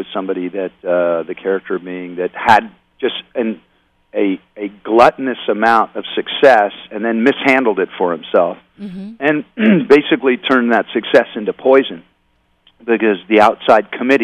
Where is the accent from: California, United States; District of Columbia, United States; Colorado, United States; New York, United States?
California, United States; Oakland; growing up in Oakland, I mean, or around Oakland